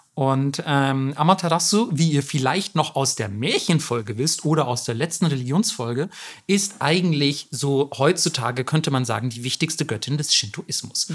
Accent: Germany; bei uns in Deutschland

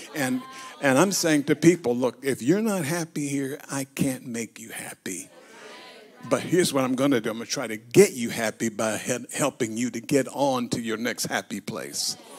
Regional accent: United States; I'm an American. I, I live in a democracy

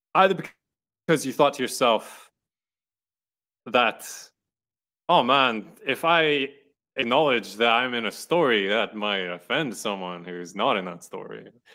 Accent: Ireland; now in United States; I'm Irish, I have my Irish stories. I participate in Irish history

